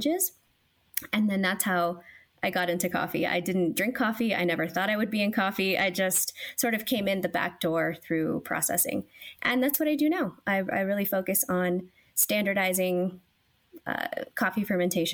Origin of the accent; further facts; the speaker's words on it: California, United States; also born or lived in Guatemala; even though I was born in Guatemala, my family left in the late 80s, early 90s because of a lot of civil unrest. And so we emigrated to California. It's a very common story. So I grew up as an American in California